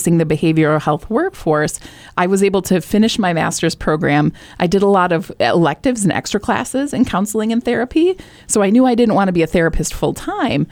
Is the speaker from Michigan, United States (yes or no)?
yes; Michigan, United States; moved away as an adult; now in New Hampshire, United States; I'm from Michigan